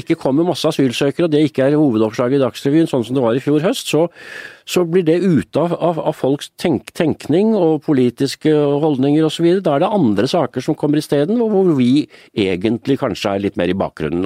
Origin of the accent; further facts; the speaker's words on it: Oslo, Norway; Da jeg vokste opp i Røa, vi bodde i en liten leilighet med to soverom